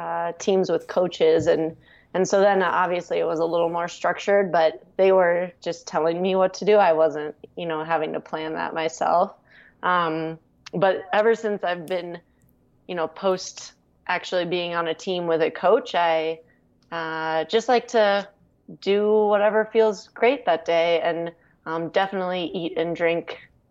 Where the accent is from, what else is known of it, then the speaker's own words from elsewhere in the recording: Minnesota, United States; accent: Fargo; now in Colorado, United States; a little towards the Fargo accent. But since I've left Minnesota and lived in Colorado, I think my accent has disappeared a little bit.